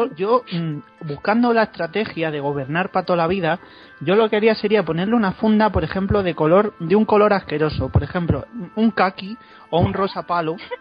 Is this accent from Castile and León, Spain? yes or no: yes; Segovia, Castile and León, Spain; Yo soy de Segovia o estoy viviendo en Segovia